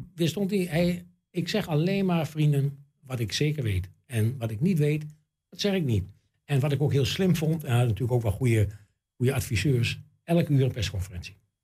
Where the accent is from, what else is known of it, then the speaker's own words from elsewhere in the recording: Enschede, Overijssel, Netherlands; ik ben natuurlijk geboren in Enschede en getogen in Enschede